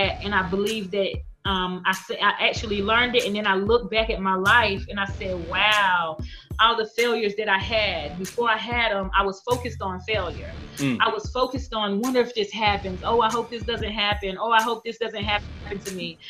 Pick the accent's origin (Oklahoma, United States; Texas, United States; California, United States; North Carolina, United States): North Carolina, United States; I'm from North Carolina